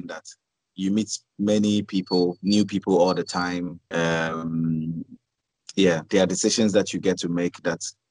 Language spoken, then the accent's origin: English; Accra, Greater Accra, Ghana; now in Tamale, Ghana; So I was born in Tamale, 1987. And then in 89, Oh, yeah. 89, we moved to Accra